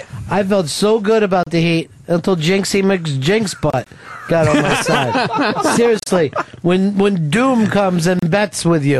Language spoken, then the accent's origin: English; Philadelphia, Pennsylvania, United States; Growing up in Philadelphia